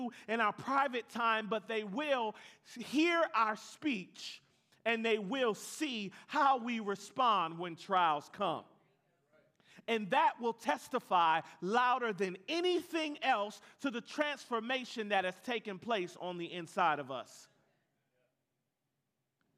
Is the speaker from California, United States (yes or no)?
no; Atlanta, Georgia, United States; I'm from Atlanta